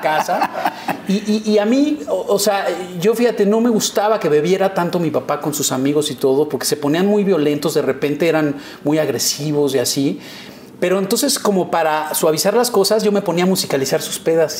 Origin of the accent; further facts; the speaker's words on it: Mexico City, Mexico; also born or lived in Mérida, Yucatán; En la, en la unidad de Copilco Universidad, que era, que era ahí en, frente eh, enfrente de Ciudad Universitaria. Ajá siempre fui como sureño